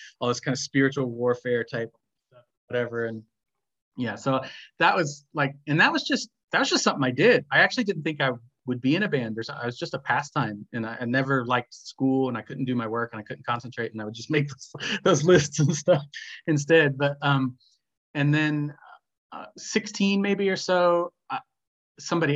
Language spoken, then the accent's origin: English; Midwest, United States; moved away as an adult; also born or lived in Indiana; now in Glasgow, United Kingdom; a little Midwestern kid